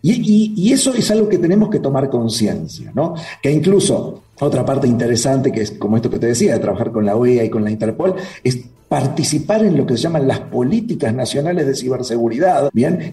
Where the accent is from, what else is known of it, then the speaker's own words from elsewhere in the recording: Uruguay; moved away as an adult; now in Mexico City, Mexico; No soy argentino, siempre lo, aclaro. Nací en Uruguay, aunque hablamos medio parecido